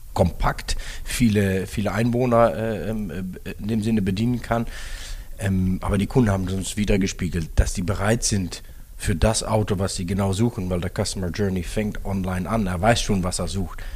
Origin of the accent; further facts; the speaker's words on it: Netherlands; moved away as an adult; now in Germany; gebürtige Niederländer